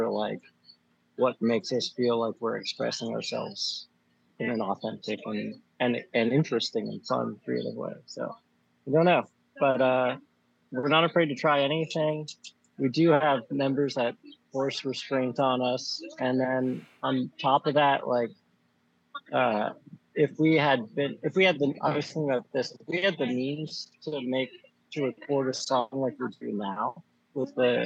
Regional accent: Bethlehem, Pennsylvania, United States; moved away as an adult; now in Philadelphia, United States; I'm from Bethlehem.

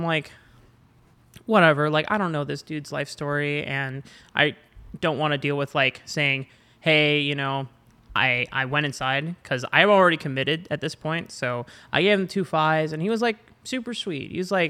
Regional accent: Canada; I don't give a shit. I'm Canadian.

